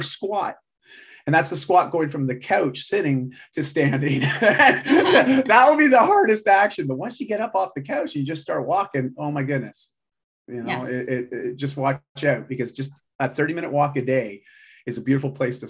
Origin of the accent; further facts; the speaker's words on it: Canada; I'm Canadian.